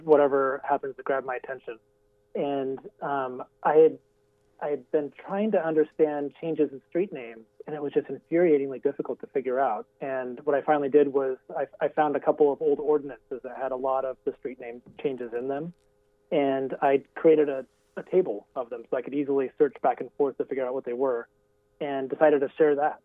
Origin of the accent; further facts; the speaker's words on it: Burien, Washington, United States; I grew up in Burien